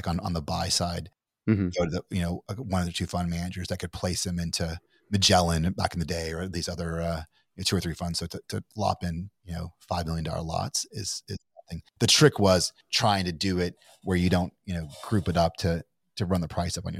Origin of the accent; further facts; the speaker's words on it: Kentucky, United States; I'm from Kentucky, but I don't think I sound like I'm from Kentucky.